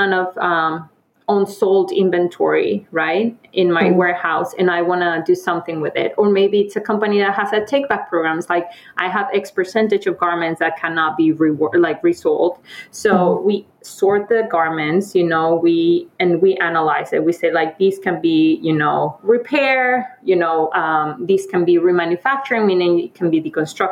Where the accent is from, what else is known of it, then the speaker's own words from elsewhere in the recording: Mexico; moved away; I'm from Mexico. I was born and raised there